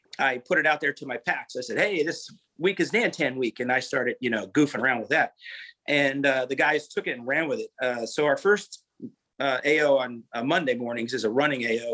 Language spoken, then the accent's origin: English; Pennsylvania, United States; moved away as an adult; now in Lakewood Ranch, United States; I'm from Pennsylvania. My wife and I moved to Florida a little over 5 years ago when I turned 50